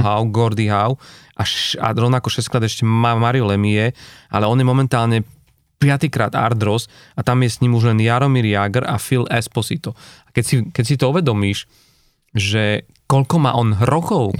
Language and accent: Slovak; Slovakia; predsa len sme Slováci